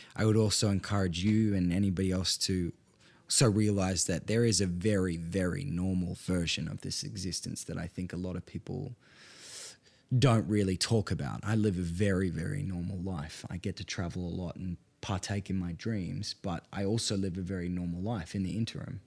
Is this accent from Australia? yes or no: yes; Perth, Western Australia, Australia; also born or lived in Northern Italian Alps; I'm from North Perth